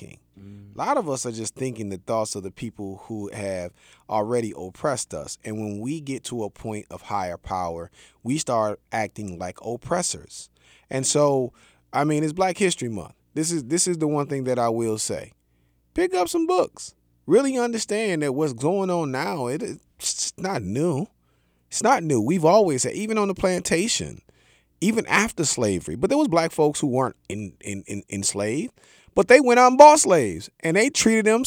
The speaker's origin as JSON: {"language": "English", "town": "South Bend", "region": "Indiana", "country": "United States", "tie": "born or raised there", "said": "I'm from Indiana"}